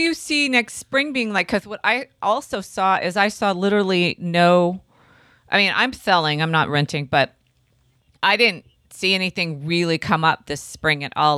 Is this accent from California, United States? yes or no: yes; Santa Cruz, California, United States; I grew up on Bay Street